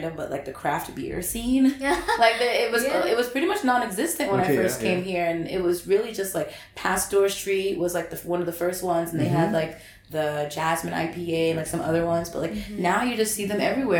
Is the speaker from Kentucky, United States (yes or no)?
no; South Carolina, United States; moved away as an adult; now in Vietnam; I'm from the South. I'm from South Carolina